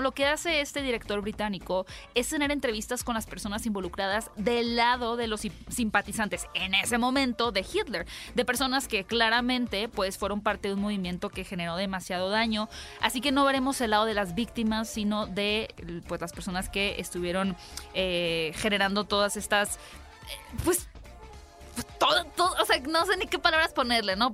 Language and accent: Spanish; Hermosillo, Sonora, Mexico; yo soy de Hermosillo